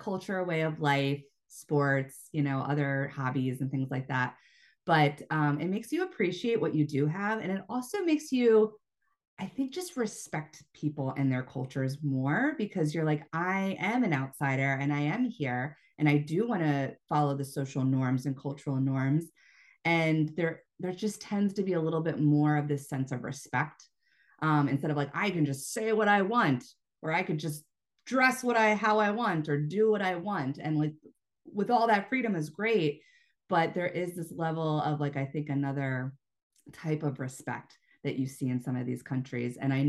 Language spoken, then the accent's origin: English; United States; also born or lived in China; being an American teaching abroad